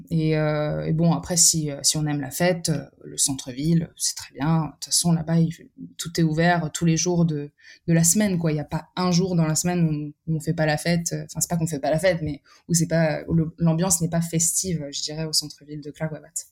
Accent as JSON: {"language": "French", "town": "Paris", "region": "Île-de-France", "country": "France", "tie": "born or raised there", "also_born_or_lived": "Serbia", "said": "je suis née en France en 1998 et mes parents sont venus en 91 ou en 92"}